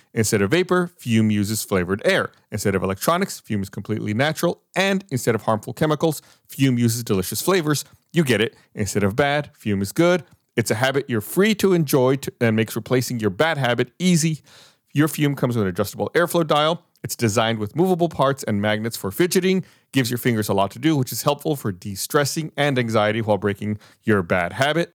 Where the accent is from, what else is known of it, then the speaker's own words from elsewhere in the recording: Austin, Texas, United States; I was born here in Austin